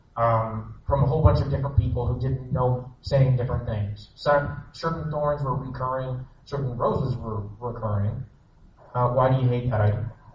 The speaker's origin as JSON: {"language": "English", "country": "Canada", "said": "I'm Canadian."}